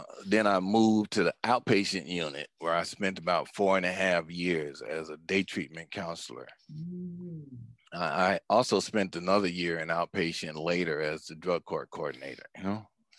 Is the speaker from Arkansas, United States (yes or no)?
no; Los Angeles, California, United States; I grew up in Los Angeles, been in Los Angeles all my life